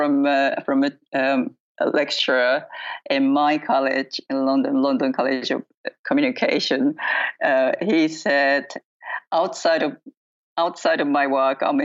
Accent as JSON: {"language": "English", "town": "Mitaka", "region": "Tokyo", "country": "Japan", "tie": "born or raised there", "said": "in my hometown, which is called Mitaka"}